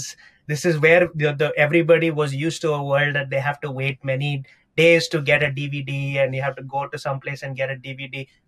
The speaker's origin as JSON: {"language": "English", "town": "New York City", "region": "New York", "country": "United States", "said": "Of course, you know, as a New Yorker, I will say that I'm waiting in a line is the worst thing that you could ask any New Yorker."}